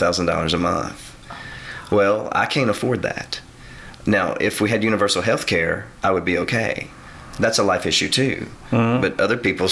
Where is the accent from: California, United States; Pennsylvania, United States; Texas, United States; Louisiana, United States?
Louisiana, United States; DeQuincy; I grew up in De Quincey